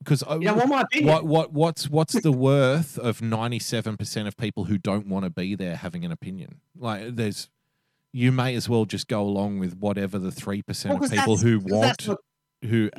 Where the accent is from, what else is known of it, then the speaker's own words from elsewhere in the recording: Australia; being Australian